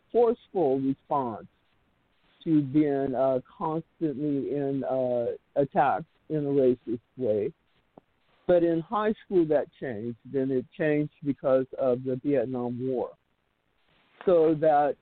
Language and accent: English; Oakland, California, United States; born or raised there; also born or lived in Fort Jackson, South Carolina